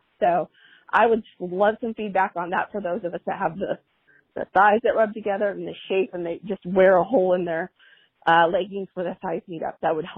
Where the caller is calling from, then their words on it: Orange County, California, United States; I'm calling from Orange County, California.